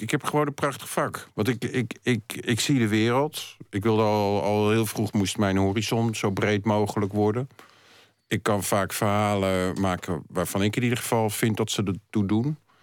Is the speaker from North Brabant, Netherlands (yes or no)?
no; Utrecht, Netherlands; moved away as an adult; also born or lived in Gouda; now in Amsterdam, Netherlands; ik eh, ben geboren in Utrecht. En daar tot, heb ik tot mijn middelbare school eh, gewoond.